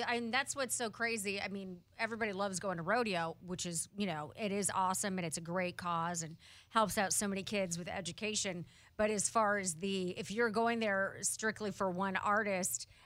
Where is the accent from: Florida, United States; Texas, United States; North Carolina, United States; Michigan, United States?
Michigan, United States; Kalamazoo; uh, I'm from Kalamazoo, Michigan.